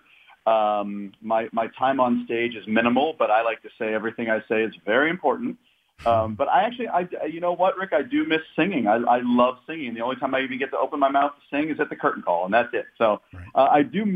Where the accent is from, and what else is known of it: Green Tree, Pennsylvania, United States; born or raised there; moved away